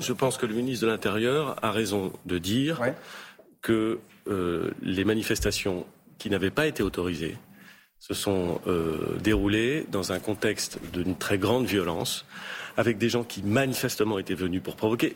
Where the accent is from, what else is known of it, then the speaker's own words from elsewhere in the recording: Normandy, France; quand j'étais petit, et même maintenant, il se trouve que je suis normand